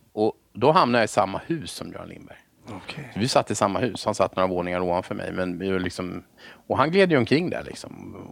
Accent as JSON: {"language": "Swedish", "town": "Haninge", "region": "Stockholm County", "country": "Sweden", "tie": "born or raised there", "said": "jag är född i, eh, Haninge i Vändelsö, eller uppvuxen i Vändelsö"}